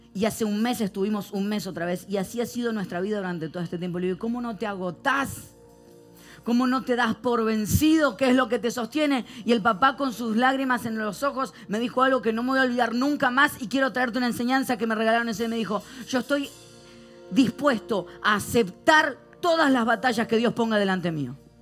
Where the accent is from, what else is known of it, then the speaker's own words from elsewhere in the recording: Argentina; soy argentino